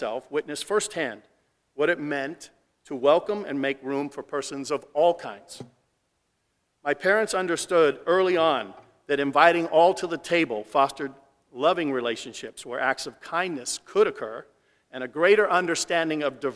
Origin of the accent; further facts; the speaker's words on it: Mesa, Arizona, United States; My family and I grew up in Mesa, Arizona. We lived there for 30-plus years.